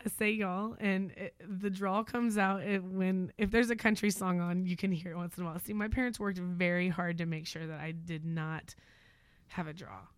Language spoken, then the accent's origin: English; Moore, Oklahoma, United States; moved away as an adult; now in Crockett, United States; I was born and raised in Oklahoma, military brat.